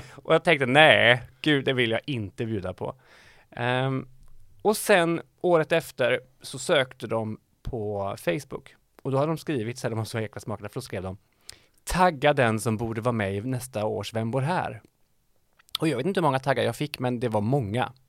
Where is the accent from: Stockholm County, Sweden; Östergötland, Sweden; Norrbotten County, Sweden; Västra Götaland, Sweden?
Västra Götaland, Sweden; Dals-Ed; now in Västra Frölunda, Sweden; Dals-Ed ligger eh, kanske 20 minuter från norska gränsen